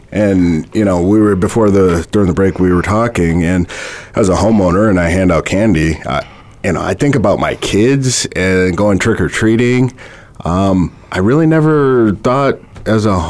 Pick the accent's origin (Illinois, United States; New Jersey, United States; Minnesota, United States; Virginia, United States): Minnesota, United States; moved away; I grew up in Minnesota